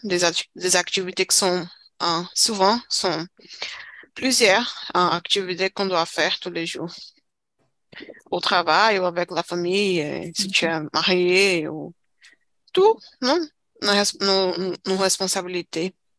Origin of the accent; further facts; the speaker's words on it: Brazil; French is a second language; Je suis brésilienne avec euh, fière. Je suis fière d'être brésilienne